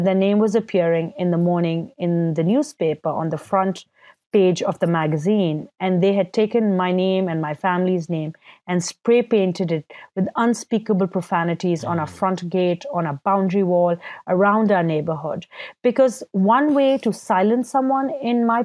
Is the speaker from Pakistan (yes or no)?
yes; Karachi, Sindh, Pakistan; I was born and raised in Karachi, Pakistan